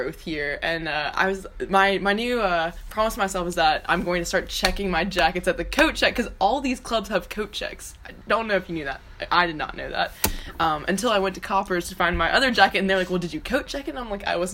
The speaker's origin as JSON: {"language": "English", "area": "the Bible Belt", "region": "the South", "country": "United States", "said": "I'm from the Bible Belt"}